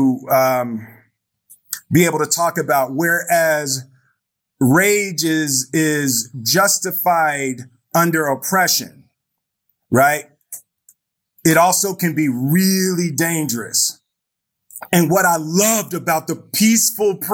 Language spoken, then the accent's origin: English; Philadelphia, Pennsylvania, United States; I grew up in Philadelphia